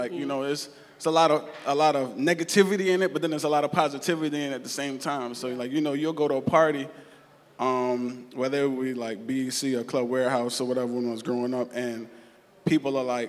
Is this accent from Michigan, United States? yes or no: no; New York City, New York, United States; So I'm from East Flatbush, and a lot of people don't know, but East Flatbush is, and Flatbush is very, there's a lot of Caribbean people.